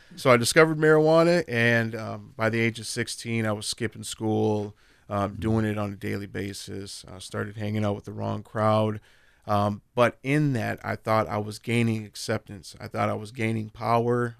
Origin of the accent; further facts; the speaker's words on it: Minneapolis, Minnesota, United States; I grew up in North Minneapolis